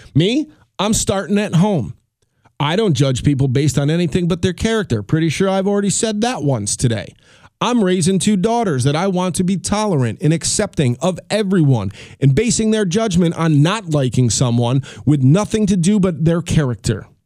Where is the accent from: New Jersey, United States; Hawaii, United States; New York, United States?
New York, United States; I'm a New Yorker